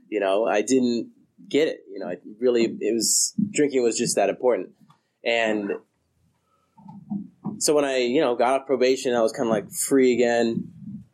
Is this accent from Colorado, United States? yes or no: yes; Colorado, United States; moved away as an adult; also born or lived in Denver / Fort Collins; now in California, United States; I'm from Colorado. I just moved to California in the beginning of January